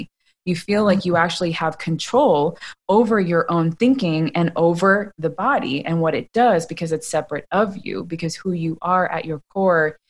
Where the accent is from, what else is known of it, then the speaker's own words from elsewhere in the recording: United States; I grew up in America